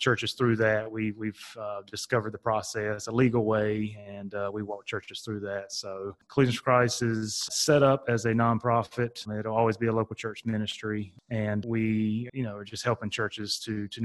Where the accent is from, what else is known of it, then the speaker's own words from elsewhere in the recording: North Carolina, United States; I'm from North Carolina, East Coast, and born and raised there